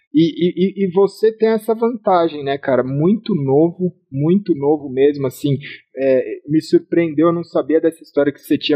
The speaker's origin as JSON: {"language": "Portuguese", "country": "Brazil", "said": "eu sou brasileiro"}